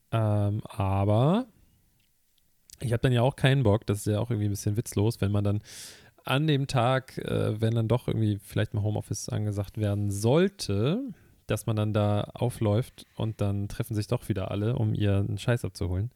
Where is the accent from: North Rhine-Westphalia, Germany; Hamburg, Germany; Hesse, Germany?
Hamburg, Germany; ich komme aus dem Stadtteil von Hamburg, in dem HP Baxter wohnt